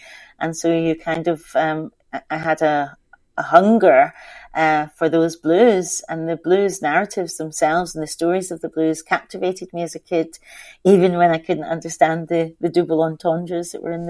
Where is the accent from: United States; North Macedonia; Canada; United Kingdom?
United Kingdom; Scotland; I was really lucky because I was, adopted by two white Scottish people